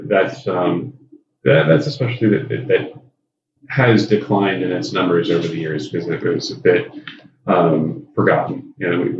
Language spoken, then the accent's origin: English; Lodi, California, United States; moved away; also born or lived in San Jose, California / San Francisco Bay Area; I grew up in a small town in Central California, Lodi, California